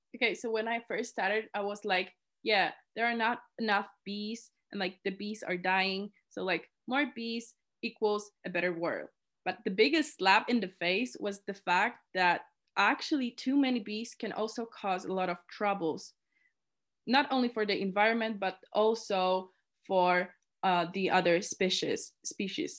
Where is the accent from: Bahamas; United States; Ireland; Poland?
Poland; moved away as an adult; now in Innsbruck, Austria; I was born and raised in Poland, and now, now I live in Innsbruck, Austria